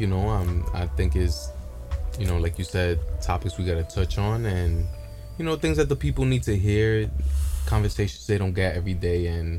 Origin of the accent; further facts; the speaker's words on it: West New York, New Jersey, United States; also born or lived in Hoboken, New Jersey; I've lived here my whole life. I was born in Hoboken. I was born in what was St. Mary's Hospital, is now Hoboken City University, and raised in West New York.